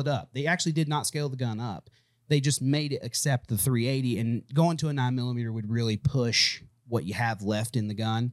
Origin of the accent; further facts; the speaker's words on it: United States; I'm American.